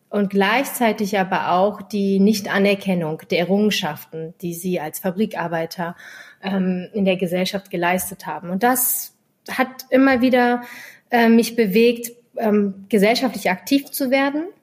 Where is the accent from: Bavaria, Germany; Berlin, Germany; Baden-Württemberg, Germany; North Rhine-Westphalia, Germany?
Berlin, Germany; born there; ich bin in Kreuzberg geboren. Äh, mein Opa ist ähm, in den 70ern nach Berlin, nach Kreuzberg migriert.